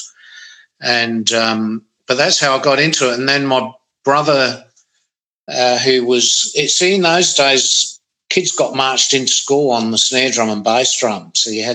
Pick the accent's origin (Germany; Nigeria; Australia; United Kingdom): Australia; Gawler, South Australia; also born or lived in Adelaide; Grew up in Gawler and the Adelaide northern suburbs